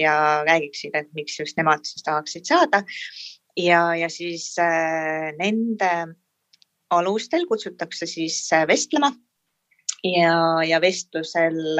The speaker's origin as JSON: {"language": "Estonian", "town": "Tallinn", "region": "Harju County", "country": "Estonia", "said": "pärit olen äh, Tallinnast"}